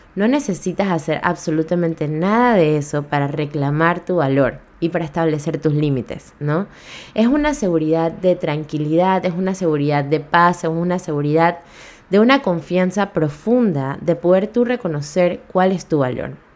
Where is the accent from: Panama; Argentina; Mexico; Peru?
Panama